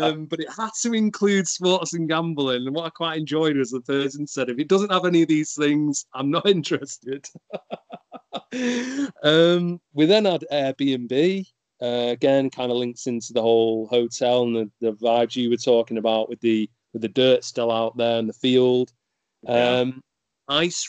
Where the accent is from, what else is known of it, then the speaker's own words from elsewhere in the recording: United Kingdom; being British